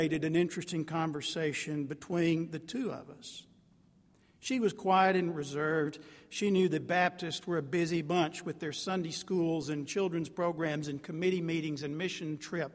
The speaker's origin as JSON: {"language": "English", "town": "Jacksonville", "region": "Texas", "country": "United States", "tie": "born or raised there", "moved": "as an adult", "said": "I'm from Jacksonville, Texas. That's behind the Pine Curtain. I eventually had to wander out of the piney woods"}